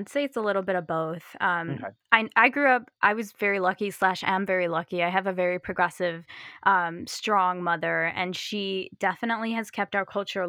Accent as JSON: {"language": "English", "town": "Chicago", "region": "Illinois", "country": "United States", "tie": "born or raised there", "said": "So I grew up in the northwest suburbs of Chicago, and so kind of near O'Hare Airport, if people are familiar with that area. And I very fortunately grew up in a very diverse area."}